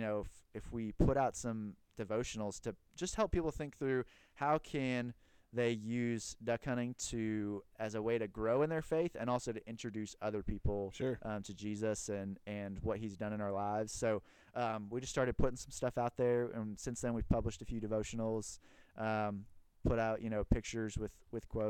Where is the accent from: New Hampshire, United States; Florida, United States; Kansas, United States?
Kansas, United States; moved away as an adult; now in Memphis, United States; I'm originally from Kansas, but been in Memphis for about 6 years